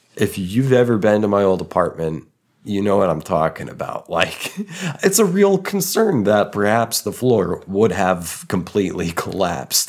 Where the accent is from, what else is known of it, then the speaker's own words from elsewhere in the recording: Tulsa, Oklahoma, United States; moved away as an adult; also born or lived in Texas; my hometown